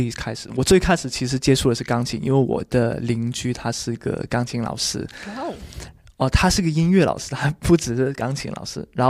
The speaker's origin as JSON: {"language": "Chinese", "region": "Guangdong", "country": "China", "said": "我是广东人，"}